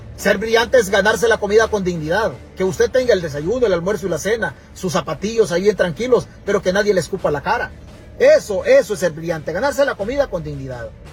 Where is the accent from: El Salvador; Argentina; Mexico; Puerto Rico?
El Salvador; Santa Rita, Chalatenango; now in California, United States; mi pueblo, Santa Rita en Chalatenango